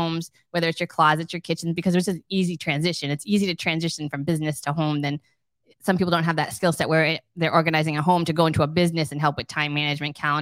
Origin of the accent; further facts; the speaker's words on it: Rhode Island, United States; moved away as an adult; also born or lived in Georgia; now in Bonita Springs, United States; I am from Rhode Island originally, and we lived in Georgia for the last 3 years, and we moved to Bonita Springs, our forever home.